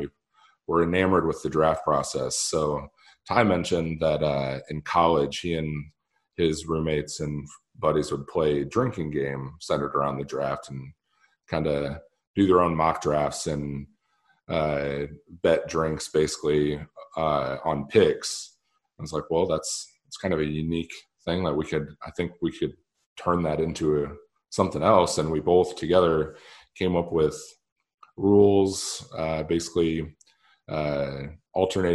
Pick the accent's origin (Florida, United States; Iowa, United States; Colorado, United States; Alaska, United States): Iowa, United States; Fort Dodge; my hometown, Fort Dodge, Iowa